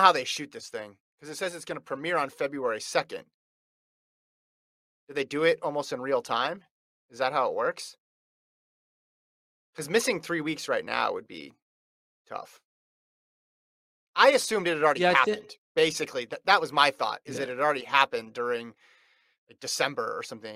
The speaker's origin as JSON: {"language": "English", "country": "United States", "said": "as an American"}